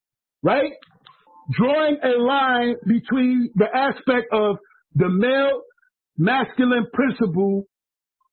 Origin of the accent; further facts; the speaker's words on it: New York City, New York, United States; moved away; also born or lived in New Hampshire; New York City, which is where I grew up. I grew up in Coney Island